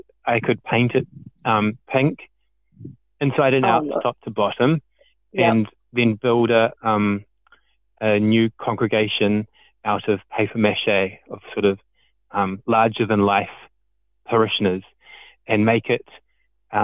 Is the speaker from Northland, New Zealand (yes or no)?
no; Wellington, New Zealand; moved away as an adult; now in Greymouth, New Zealand; I couldn't afford to stay in my hometown of Wellington anymore